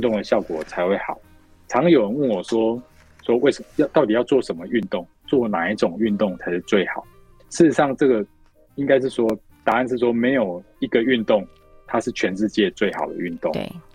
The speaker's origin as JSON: {"language": "Chinese", "country": "Taiwan", "said": "我们台湾人在年纪大了以后"}